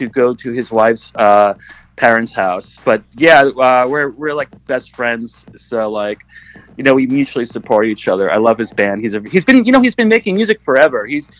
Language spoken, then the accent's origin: English; New York City, New York, United States; I'm from New York